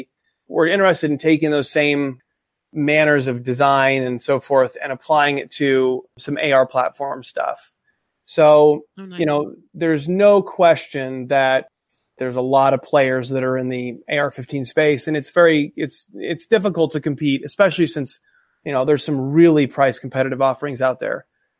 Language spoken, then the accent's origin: English; California, United States; I'm from California, actually.